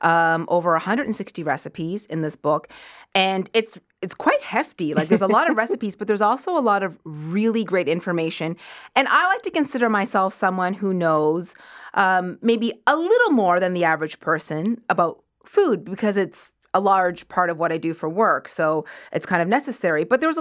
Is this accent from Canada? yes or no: yes; Nova Scotia, Canada; moved away; I grew up in Nova Scotia